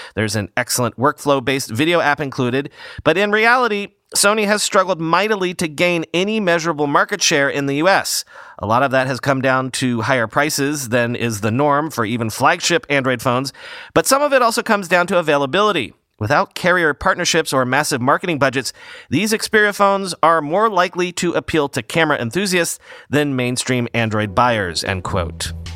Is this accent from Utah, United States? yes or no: no; New York, United States; as a New Yorker